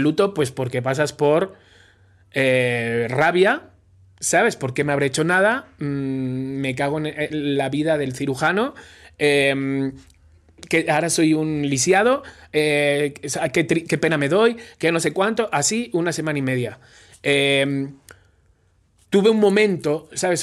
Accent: Spain; moved away as an adult; now in Mexico; soy español

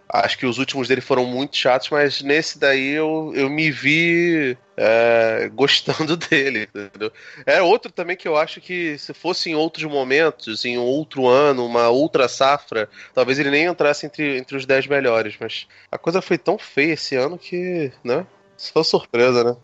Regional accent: Brazil; como latino-americano, como brasileiro

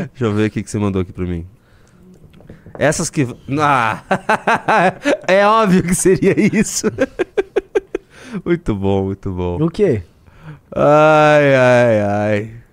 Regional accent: Paraná, Brazil; Eu sou do Paraná, com certeza serei muito menos impactado pelo prefeito de São Paulo.

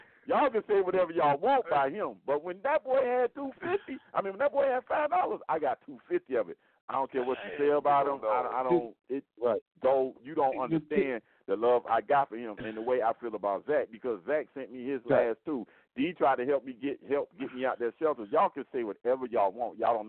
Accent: Miami, Florida, United States; now in Rockmart, United States; I don't care if I'm from Nutbush, Tennessee. I don't care if I'm from where I'm at right now in Rockmont, Georgia.

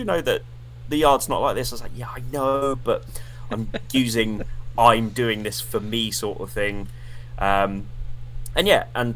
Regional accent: Portsmouth, South East England, United Kingdom; I'm from Portsmouth

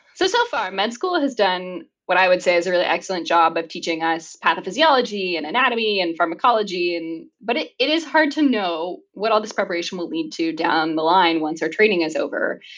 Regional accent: Minot, North Dakota, United States; moved away as an adult; now in Canada; I grew up in Minot, North Dakota in the US, moving to Canada in 2010

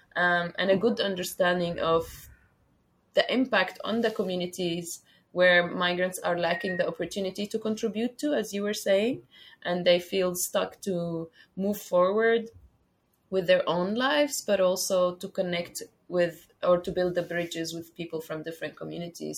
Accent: Syria; moved away as an adult; now in Istanbul, Turkey; I'm originally from Syria and I'm living here in Istanbul for the last six years

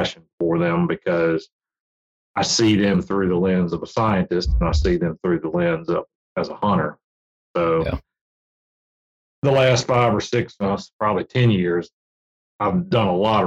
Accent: Virginia, United States; I grew up in Virginia

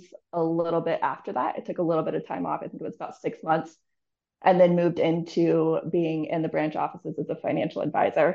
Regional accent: Northern California, United States; moved away as an adult; also born or lived in Denver, Colorado / Jacksonville, Florida; I grew up in between Denver, Colorado and Northern California. My parents made me move to California when I was like 10

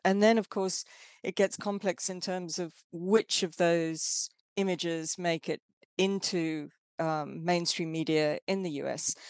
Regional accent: South Africa; moved away as an adult; now in Exeter, United Kingdom; I'm from South Africa. Um, I grew up during apartheid era South Africa

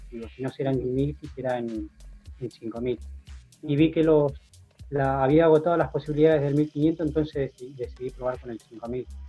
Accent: San Martín, Argentina; moved away as an adult; also born or lived in Belgium / Spain / Plottier; yo nací en San Martín y estuve hasta 2001, hasta el 2000, viviendo constantemente en San Martín

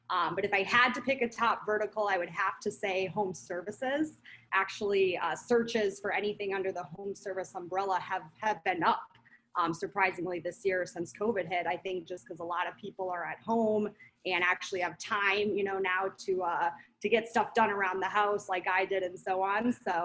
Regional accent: Midwest, United States; also born or lived in Minnesota / Wisconsin / Pennsylvania / North Carolina; now in Scottsdale, United States; I'm from the Midwest. I've lived in Minnesota, Wisconsin, Pennsylvania, North Carolina, just all over.

